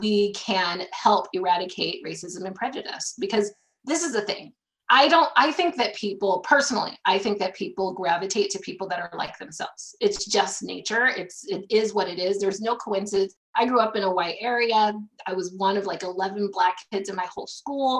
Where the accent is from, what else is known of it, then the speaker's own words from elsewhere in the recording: Ventura County, California, United States; I grew up in Ventura County, California.